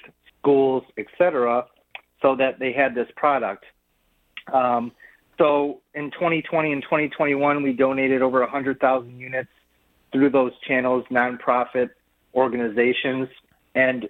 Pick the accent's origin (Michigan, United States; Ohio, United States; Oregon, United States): Michigan, United States; Detroit; I'm born and raised in Detroit. I do my business in Detroit. I live in Detroit with my family.